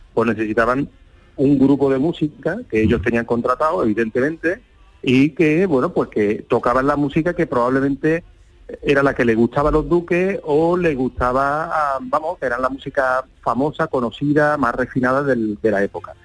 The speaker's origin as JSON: {"language": "Spanish", "town": "Seville", "region": "Andalusia", "country": "Spain", "said": "siendo sevillano"}